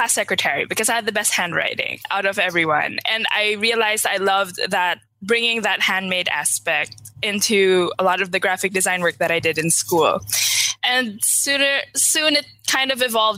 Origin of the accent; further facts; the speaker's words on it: Manila, Metro Manila, Philippines; moved away as an adult; now in San Francisco, United States; I grew up in Manila, and I currently live in San Francisco.